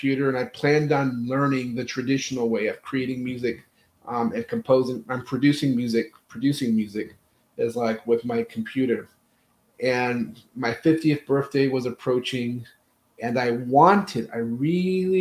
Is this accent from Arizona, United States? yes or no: yes; Phoenix, Arizona, United States; moved away; also born or lived in California / Philippines; I was born in California, raised in Phoenix, Arizona